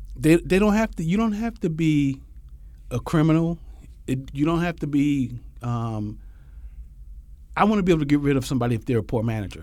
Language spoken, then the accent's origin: English; Philadelphia, Pennsylvania, United States; I was born and raised in Philly.